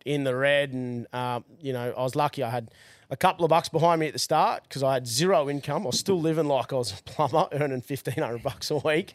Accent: Brisbane, Queensland, Australia; also born or lived in Gold Coast; I grew up in Brizzy

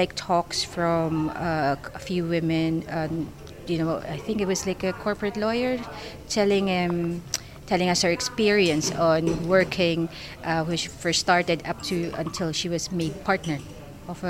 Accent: Philippines; now in United Kingdom; I'm originally from the Philippines. So I've been here in the UK since 2001

